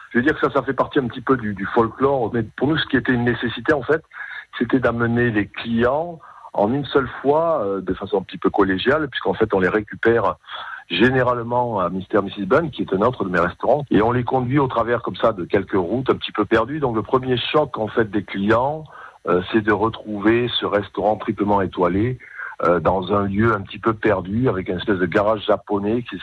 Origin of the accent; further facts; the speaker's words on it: Corneilla-la-Rivière, Occitania, France; now in Shanghai, China; je suis originaire de Cornillat de la Rivière, beau petit village à côté de Pézières de la Rivière.